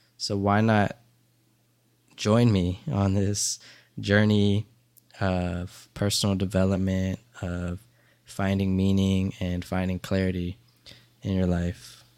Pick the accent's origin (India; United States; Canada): United States; Dover, Delaware; I grew up in a small town of Dover, Delaware